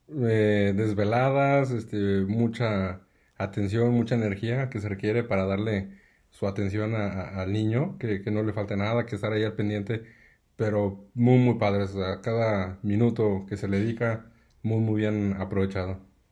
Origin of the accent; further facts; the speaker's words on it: Aguascalientes, Mexico; yo soy eh, de aquí de Aguascalientes